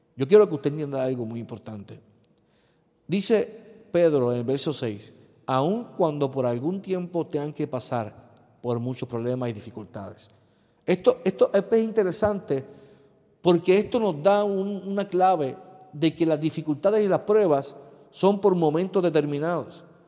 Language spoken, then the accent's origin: Spanish; Puerto Rico; vivimos como pueblo puertorriqueño